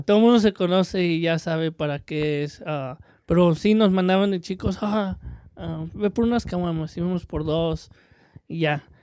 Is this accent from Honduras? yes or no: no; Mexico; soy mexicano